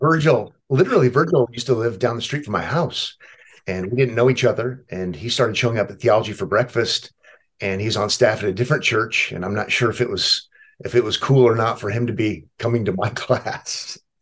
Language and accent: English; Omaha, Nebraska, United States; I was born and raised in Omaha